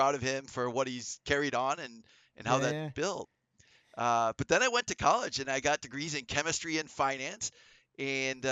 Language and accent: English; Chicago, Illinois, United States; I grew up in the Chicagoland area in Northern Illinois